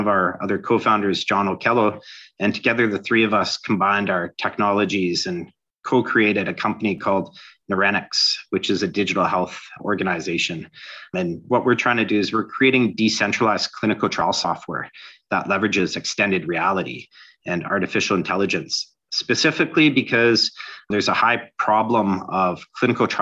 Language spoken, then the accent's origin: English; Toronto, Ontario, Canada; I'm from Toronto, Ontario, Canada